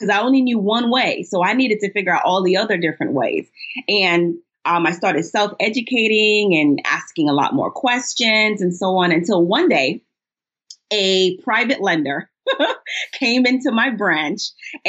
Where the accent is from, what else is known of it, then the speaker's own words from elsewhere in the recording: Ohio, United States; I'm from Ohio area.